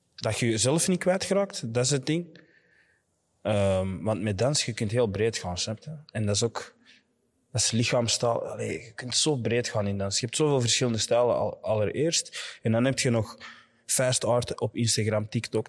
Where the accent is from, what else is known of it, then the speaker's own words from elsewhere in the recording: Nijlen and Antwerp, Flanders, Belgium; ik ben deels opgegroeid in uh, Nijlen en deels in Antwerpen